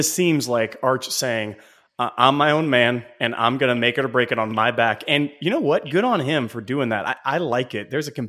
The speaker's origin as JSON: {"language": "English", "region": "California", "country": "United States", "tie": "born or raised there", "moved": "yes", "said": "I grew up in California."}